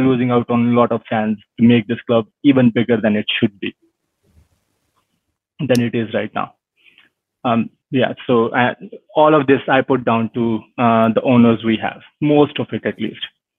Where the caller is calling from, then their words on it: Montreal, Quebec, Canada; I'm joining you from Montreal, Canada.